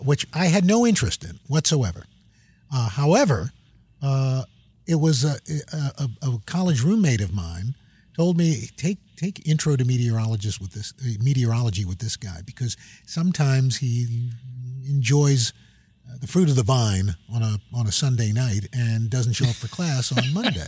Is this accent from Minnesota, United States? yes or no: no; New York City, New York, United States; I grew up in New York City